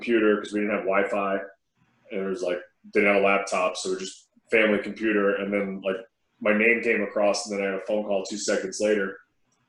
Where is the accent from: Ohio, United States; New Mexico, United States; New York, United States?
New York, United States; growing up in New York.